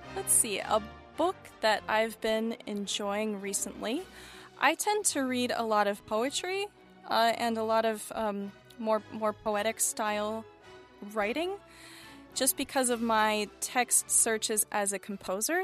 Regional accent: United States; I am an American composer of choral, vocal, and chamber music

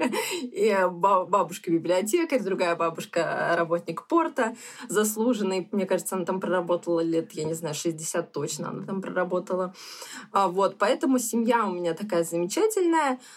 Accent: Odesa, Odesa Oblast, Ukraine; Ну, соответственно, мы такие одесситы коренные, я бы сказала, потому что вот э, бабушки, дедушки. И сейчас у нас в Одессе, в принципе, осталась большая часть родственников.

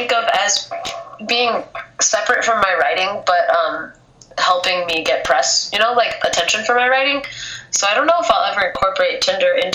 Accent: Indianapolis, Indiana, United States; now in Chicago, United States; my hometown is Indianapolis

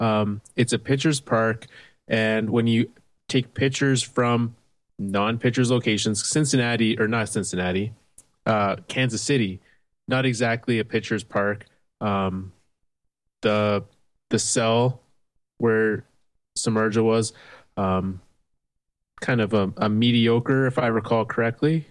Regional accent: Canada; I'm a Canadian baseball fan

